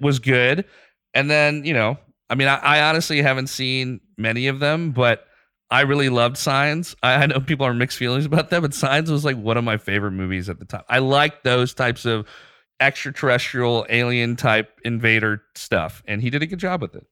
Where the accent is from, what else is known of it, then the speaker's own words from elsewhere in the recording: Pakistan; moved away as an adult; also born or lived in Dubai / Bangladesh; now in United States; spent most of my ten years from being a kid through senior year of high school in Pakistan